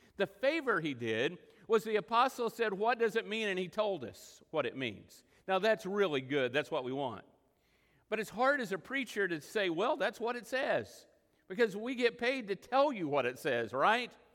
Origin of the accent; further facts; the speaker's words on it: Texas Panhandle and western Oklahoma, United States; moved away; I grew up in the Texas panhandle and in western Oklahoma